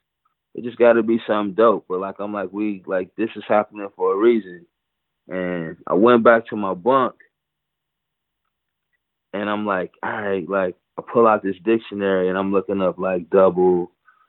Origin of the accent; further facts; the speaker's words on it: Pontiac, Michigan, United States; moved away as an adult; now in Egypt; I'm from Pontiac